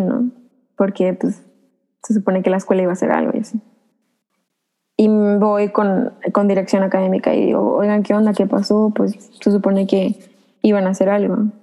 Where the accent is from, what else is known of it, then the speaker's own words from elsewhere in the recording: Veracruz, Mexico; soy del estado de Veracruz